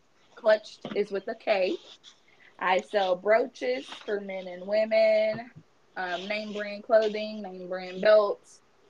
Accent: Louisville, Kentucky, United States; now in Mississippi, United States; I'm from Louisville, Kentucky. I live in Mississippi.

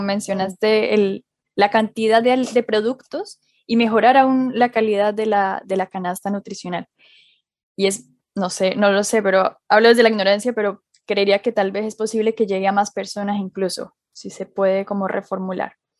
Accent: Colombia; now in Chile; yo soy colombiana y en Colombia se come maduro frito todos los días

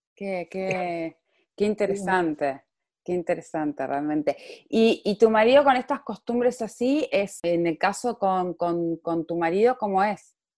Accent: Neuquén, Argentina; now in Marbella, Spain; soy periodista, neuquina, mujer e inmigrante, actualmente grabando desde Marbella

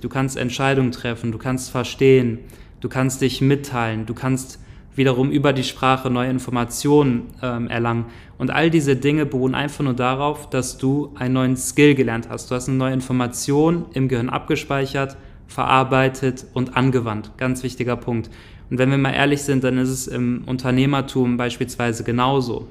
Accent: Grevenbroich, North Rhine-Westphalia, Germany; also born or lived in Neukirchen; ich bin äh, aufgewachsen in einem kleinen Dorf in der Nähe von Grevenbruch. Grevenbruch ist so ja, eine kleinere Stadt, die in der Nähe von Düsseldorf ist

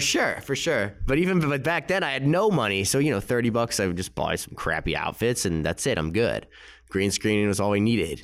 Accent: Winnetka, Illinois, United States; I grew up in Chicago. You know, there's a, it's a town called Winnetka

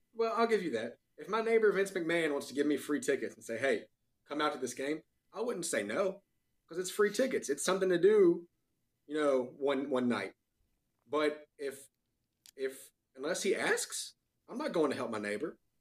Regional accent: North Carolina, United States; born and raised in North Carolina

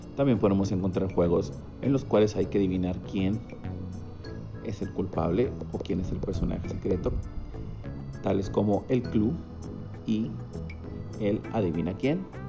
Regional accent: Monterrey, Nuevo León, Mexico; soy originario de Monterrey, Nuevo León

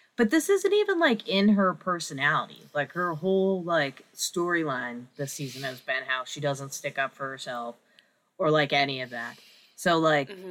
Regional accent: New England, United States; I'm from New England, and like it's just part of you can't escape you like sports culture here

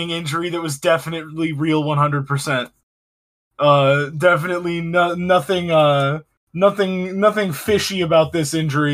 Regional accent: Michigan, United States; my home state of Michigan

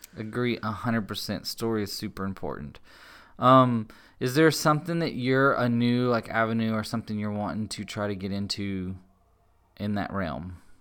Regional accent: Globe, Texas, United States; I grew up in Globe, which is on just the other side of Sumner

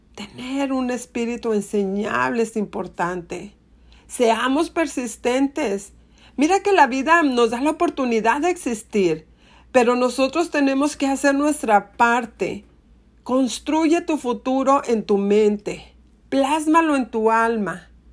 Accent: Monterrey, Nuevo León, Mexico; en Monterrey, mi ciudad natal

